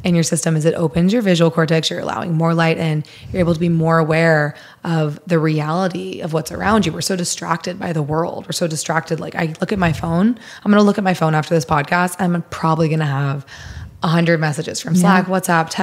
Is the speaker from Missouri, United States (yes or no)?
yes; Missouri, United States; I'm from Missouri